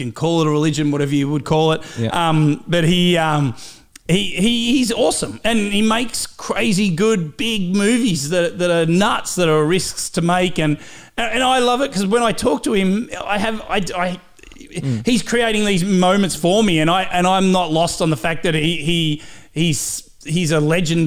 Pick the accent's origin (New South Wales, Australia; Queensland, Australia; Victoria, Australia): Victoria, Australia; Cobram; accent: Aussie; moved away; I'm from Cobram on the Murray River, just north of Shepparton.